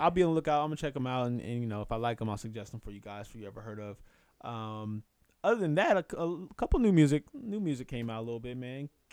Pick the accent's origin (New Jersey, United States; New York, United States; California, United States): California, United States; Inglewood; that's my hometown